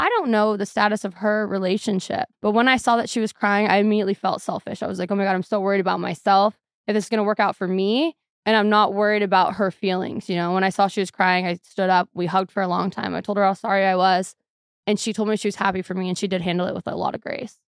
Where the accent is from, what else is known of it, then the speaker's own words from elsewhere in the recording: Seattle, Washington, United States; also born or lived in Arizona; Seattle's super depressing. I love it. It's my hometown